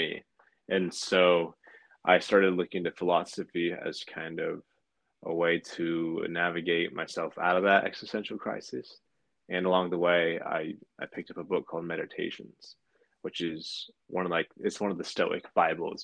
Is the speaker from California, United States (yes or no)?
yes; Pacifica, California, United States; also born or lived in San Francisco; I was born in San Francisco, but I grew up in a sleepy beach town just a few miles south of it called Pacifica